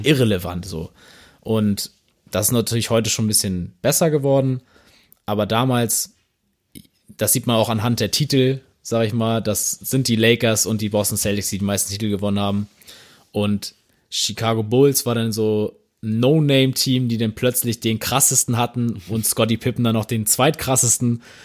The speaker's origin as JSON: {"language": "German", "region": "Northern Germany", "country": "Germany", "said": "Also als Norddeutscher"}